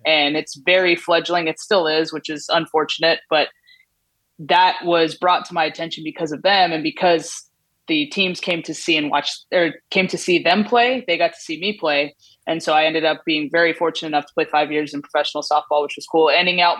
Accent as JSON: {"language": "English", "region": "Southern California", "country": "United States", "tie": "born or raised there", "also_born_or_lived": "West Virginia", "moved": "as an adult", "said": "the thing about growing up in Southern California is we don't have college towns"}